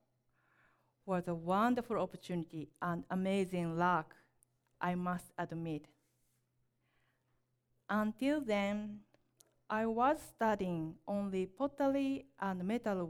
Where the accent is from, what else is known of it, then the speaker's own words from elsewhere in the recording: Kyoto, Japan; English is a second language; also born or lived in Osaka, Japan / Nottingham, England; I come from Kyoto, Japan